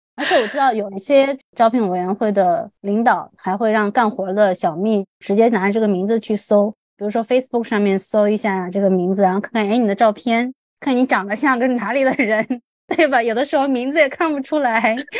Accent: China; moved away as an adult; also born or lived in United States; 我们是从中国来

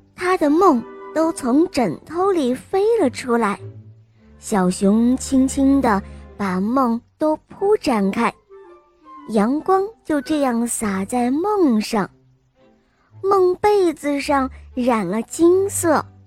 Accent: Emeishan, Sichuan, China; 我今年四岁半了，我来自格梅三四

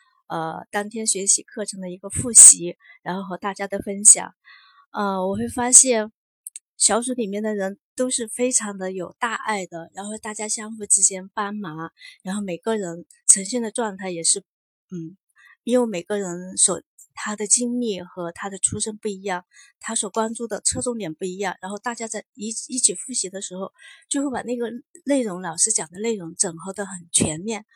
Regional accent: Chongqing, China

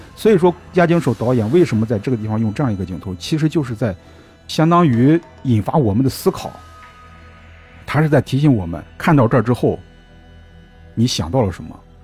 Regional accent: China; 我们中国人

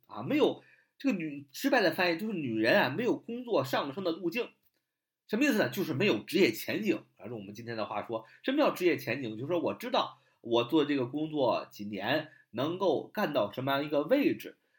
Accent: China; 我们中国人

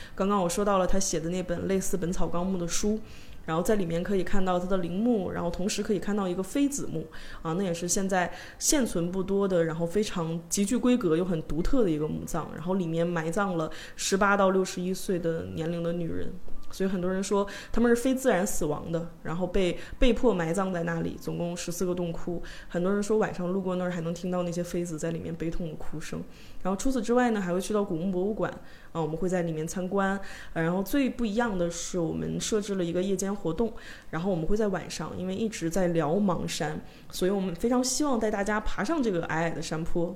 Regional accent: Northeast China, China; 这可能因为我是东北 有 人的原因

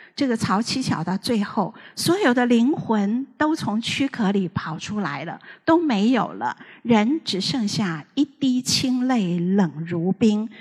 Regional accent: Taiwan; 我这个年纪的小的时候，全台湾的人都在看香港的黄梅调电影

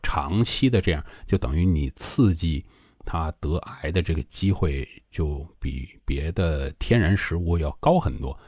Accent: China; 我们中国人吃的比较多的

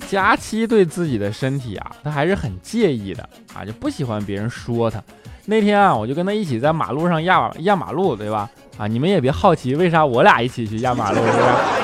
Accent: China; 我们中国人

